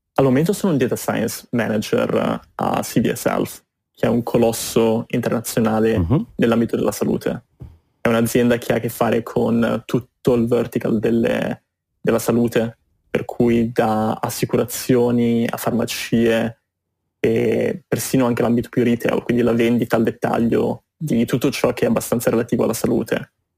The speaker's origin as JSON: {"language": "Italian", "town": "Genoa", "region": "Liguria", "country": "Italy", "also_born_or_lived": "London / Boston", "moved": "as an adult", "lives_now": "New York, United States", "said": "sono partito dal Liguria, da Genova, mi sono spostato prima a Londra per studi e poi per lavoro e poi mi sono spostato in America"}